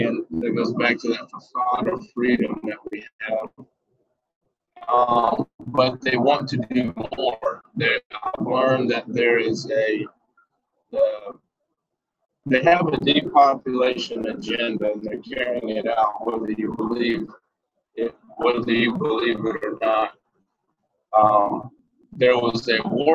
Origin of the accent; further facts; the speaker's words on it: United States; we as the American people